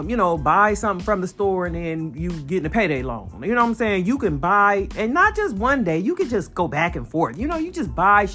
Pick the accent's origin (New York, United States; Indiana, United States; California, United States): California, United States; San Bernardino; now in Fort Worth, United States; coming at you from Fort Worth, Texas, born and raised in San Bernardino, California